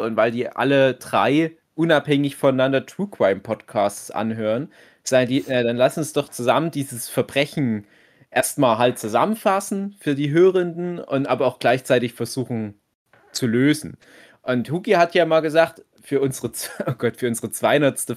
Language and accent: German; Griesbach, Germany; in meinem Heimatdorf, dem winzig kleinen Ort Griesbach